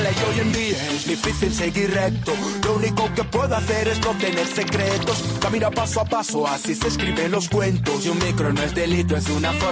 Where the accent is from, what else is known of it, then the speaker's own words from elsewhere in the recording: Vinaròs, Valencian Community, Spain; born there; són de la meva terra, bueno, jo vaig néixer a Vinaròs, són valencians